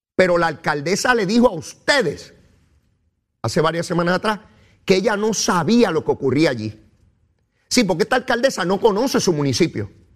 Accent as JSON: {"language": "Spanish", "town": "San Juan", "country": "Puerto Rico", "said": "Yo soy de San Juan"}